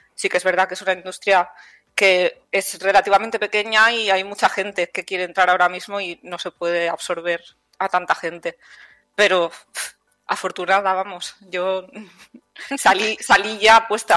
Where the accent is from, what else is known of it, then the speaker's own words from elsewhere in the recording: Palau-solità i Plegamans, Catalonia, Spain; moved away as an adult; also born or lived in Mataró; now in Villena, Spain; yo he estudiado y soy de Cataluña. Yo estudié en Mataró, en la Tecnocampus, que es de la Pompeu Fabra, y yo soy de un pueblecillo de, Palau de Plegamans.